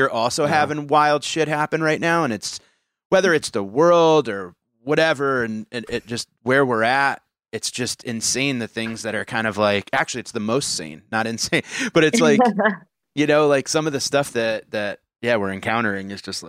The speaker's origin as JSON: {"language": "English", "region": "New York", "country": "United States", "tie": "born or raised there", "said": "Growing up in New York, it's like you've been growing up in a power plant."}